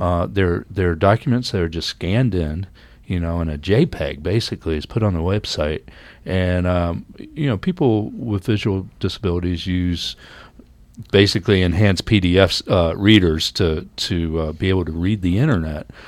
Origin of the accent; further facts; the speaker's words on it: United States; now in Canada; I come from the United States